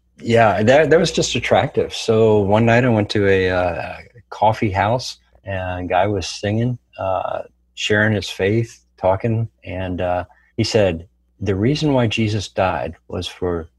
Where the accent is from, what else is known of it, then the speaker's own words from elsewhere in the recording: Silver Spring, Maryland, United States; moved away as an adult; also born or lived in Bethesda, Maryland / Ohio; spent most of my time in Silver Spring, Maryland, growing up.